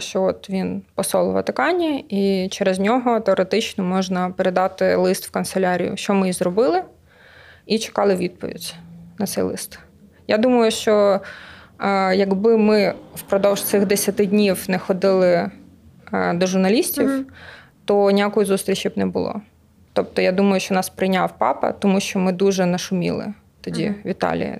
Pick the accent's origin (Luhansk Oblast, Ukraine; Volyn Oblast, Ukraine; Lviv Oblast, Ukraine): Lviv Oblast, Ukraine; Lviv; now in Kyiv, Ukraine; Я сама зі Львова.